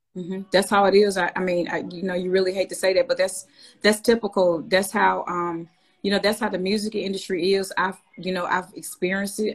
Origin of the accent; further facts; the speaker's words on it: Birmingham, Alabama, United States; moved away as an adult; now in Nashville, United States; I'm from Birmingham, Alabama